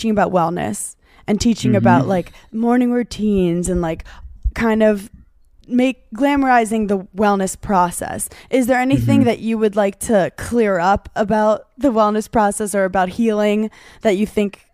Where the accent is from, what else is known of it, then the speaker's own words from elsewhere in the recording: New York, United States; I grew up in New York